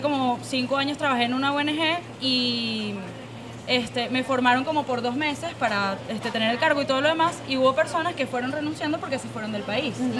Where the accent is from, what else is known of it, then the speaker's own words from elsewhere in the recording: Venezuela; nuestra generación en Venezuela